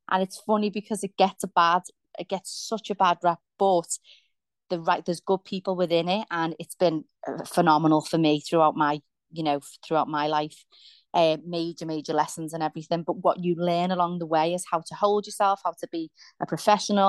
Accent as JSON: {"language": "English", "town": "Liverpool", "region": "North West England", "country": "United Kingdom", "tie": "born or raised there", "said": "I grew up in Liverpool in a place called Kensington"}